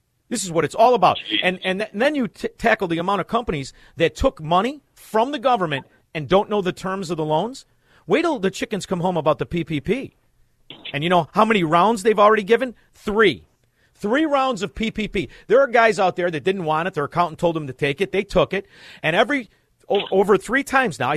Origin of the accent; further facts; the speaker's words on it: Melrose Park, Illinois, United States; we're from Melrose Park